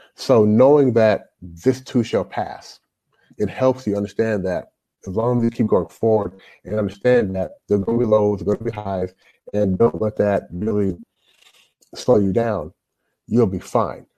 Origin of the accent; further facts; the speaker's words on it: Louisville, Kentucky, United States; moved away as an adult; also born or lived in Toronto, Canada; now in China; I grew up in Louisville, Louisville Kentucky